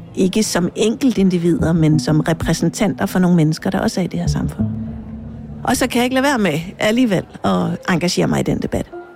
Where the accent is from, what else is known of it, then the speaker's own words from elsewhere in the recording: Jutland, Denmark; jeg er født altså helt bogstaveligt på en mark i Jylland